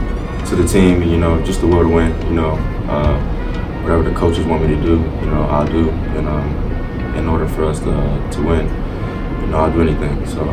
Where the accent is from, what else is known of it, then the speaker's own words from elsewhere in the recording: Northern Virginia, United States; I'm from around this area. I'm from North Virginia, not too far.